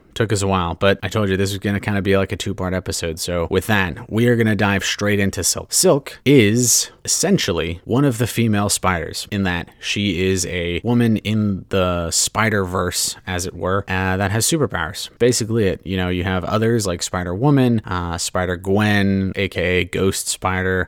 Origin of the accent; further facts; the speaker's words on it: Southern California, United States; also born or lived in Hawaii; growing up as a Southern California kid